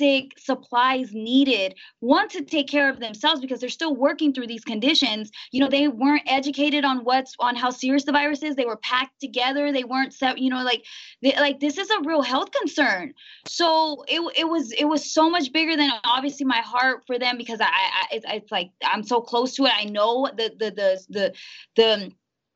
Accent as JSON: {"language": "English", "town": "Immokalee", "region": "Florida", "country": "United States", "said": "I'm from Immokalee, right? And it's a small town, mostly Mexicans, Haitians, Blacks"}